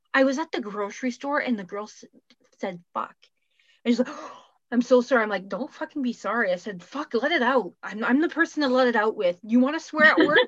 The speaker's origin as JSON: {"language": "English", "country": "Canada", "accent": "Canadian", "said": "I'm still Canadian"}